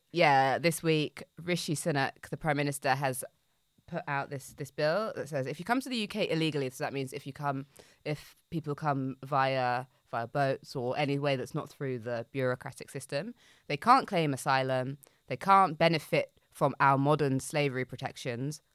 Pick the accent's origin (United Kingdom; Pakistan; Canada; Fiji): United Kingdom; we as, as British citizens